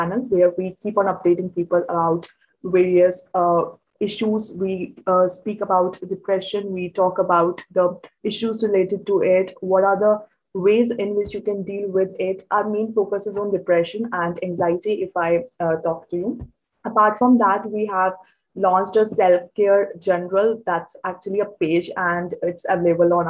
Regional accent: Chandigarh, India; I'm from Chandigarh, India, and presently I'm in grade 12

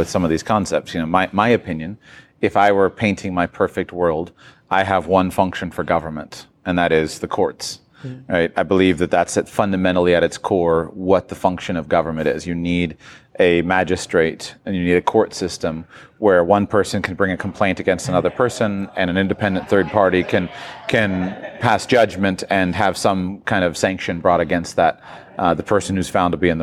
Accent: United States; I come from the United States of America

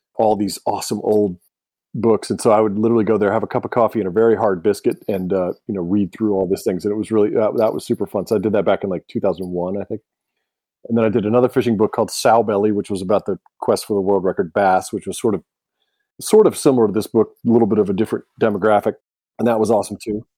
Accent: Alabama, United States; moved away; I grew up in Alabama for a little while

